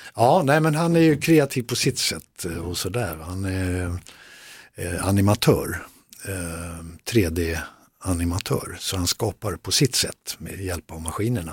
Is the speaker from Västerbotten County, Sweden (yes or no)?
no; Västerdalarna, Dalarna County, Sweden; det var där jag, där jag växte upp